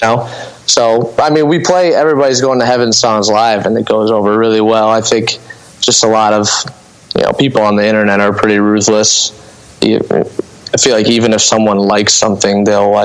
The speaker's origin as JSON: {"language": "English", "town": "Lambertville", "region": "Michigan", "country": "United States", "tie": "born or raised there", "lives_now": "Toledo, United States", "said": "I was born in Toledo and raised in Lambertville, Michigan"}